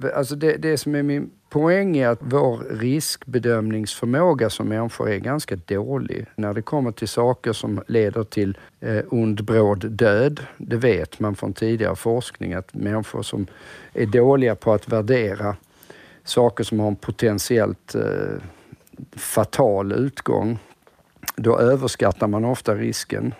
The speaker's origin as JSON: {"language": "Swedish", "country": "Sweden", "said": "som svensk"}